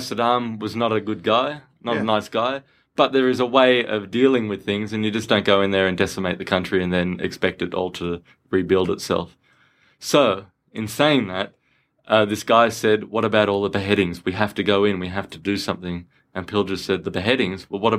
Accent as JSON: {"language": "English", "country": "Australia", "said": "I'm Australian, you know, and you know how people go, mate, I'm Australian. I grew up here."}